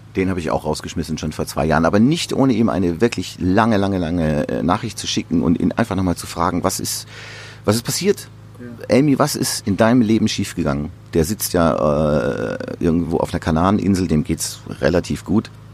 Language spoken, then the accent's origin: German; Amberg, Bavaria, Germany; in meiner Heimat in der Oberpfalz in Amberg